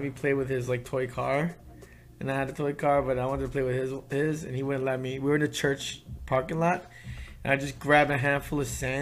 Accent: New York, United States; growing up in New York, like the Chinese and Korean kids got along really well.

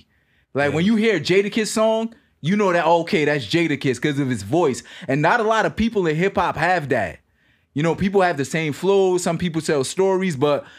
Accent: New York City, New York, United States; I'm from Brooklyn, right? Yeah. Born and raised.

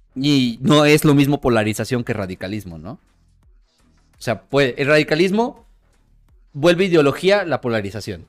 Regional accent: Mexico; siendo mexicano

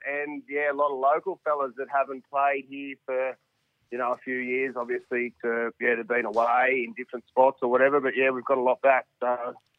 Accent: Harden, New South Wales, Australia; I'm from Harden

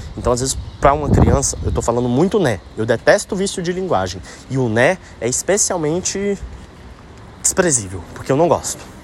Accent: Brasília, Federal District, Brazil; quando é que eu volto para Brasília? Que saudade da minha terra

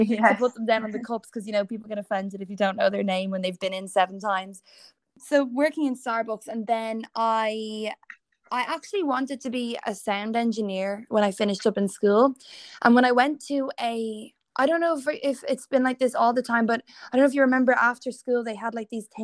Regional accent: Dublin, Leinster, Ireland; I am from Dublin, born and still living here

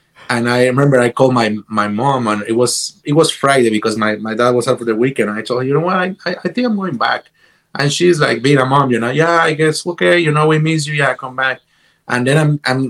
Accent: Guatemala; moved away as an adult; also born or lived in Boston / Los Angeles; I came from Guatemala to Boston

